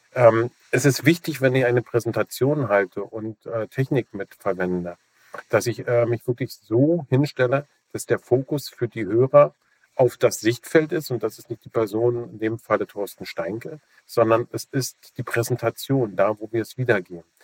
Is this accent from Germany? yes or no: yes; Germany